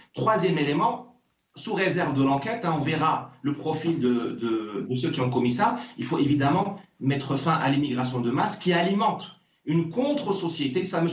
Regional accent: Morocco; now in France; moi, je suis né au Maroc. Je me considère comme marocain

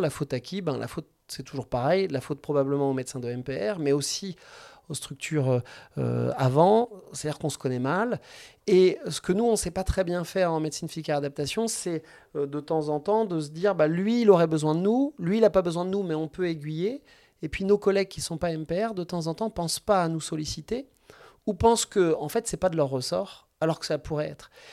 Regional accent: Angers, Pays de la Loire, France; je suis un pur produit angevin. J'ai fait mes études médicales à Angers

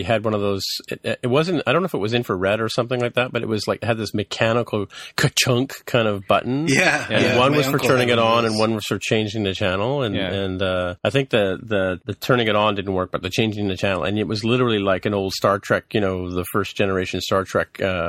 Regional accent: England, United Kingdom

